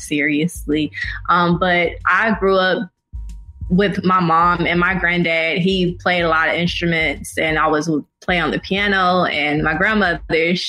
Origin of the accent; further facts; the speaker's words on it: Atlanta, Georgia, United States; I grew up on the South Side. And then later on, we moved to the Camp Creek area near the airport. So I went to high school at Westlake